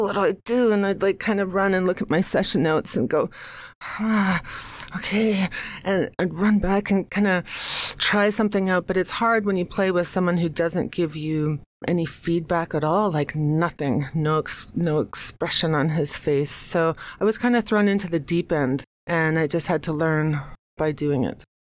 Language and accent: English; United States; now in New York City, United States; I'm American